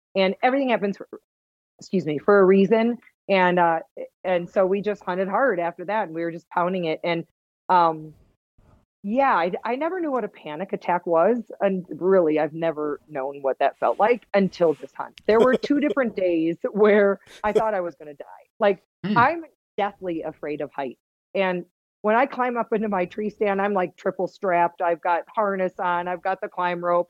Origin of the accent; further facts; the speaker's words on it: Wisconsin, United States; accent: Wisconsin; now in Utah, United States; I grew up in Wisconsin